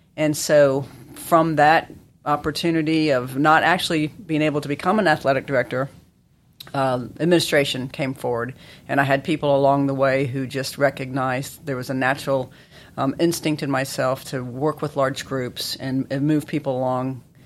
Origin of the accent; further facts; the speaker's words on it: Chapel Hill, North Carolina, United States; I grew up in Chapel Hill